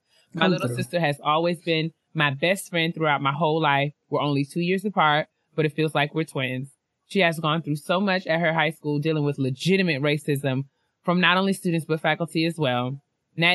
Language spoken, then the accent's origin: English; Hamden, Connecticut, United States; from Hamden, Connecticut. Connecticut.